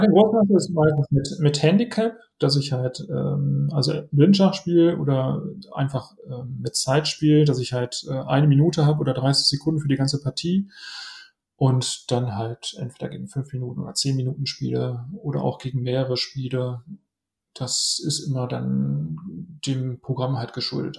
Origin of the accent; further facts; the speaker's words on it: Essen, North Rhine-Westphalia, Germany; in meiner Heimatstadt in Essen